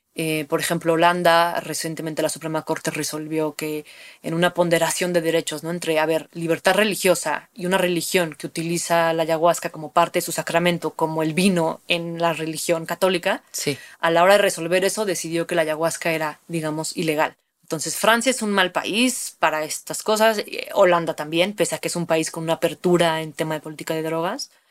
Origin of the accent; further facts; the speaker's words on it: Mexico; tenemos un linaje, digamos, como, como mexicanas, como mexicanos, del uso de estas sustancias